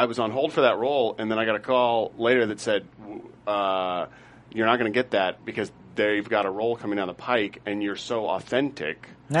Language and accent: English; Cincinnati, Ohio, United States; I was born in Cincinnati, and I've spent some time in Kentucky.